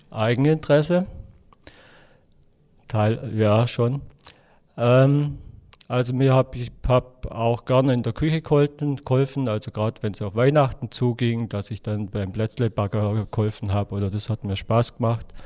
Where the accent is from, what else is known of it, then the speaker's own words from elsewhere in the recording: Baden-Württemberg, Germany; Ähm, also ich komme aus dem Oberschwäbischen. Wir waren, ähm, ja, ich sag mal, ein einfacher Haushalt.